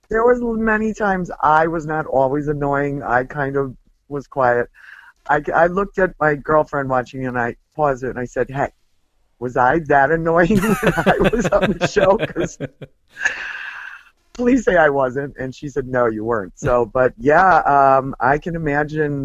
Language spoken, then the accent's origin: English; Wisconsin, United States; moved away; I'm from Wisconsin originally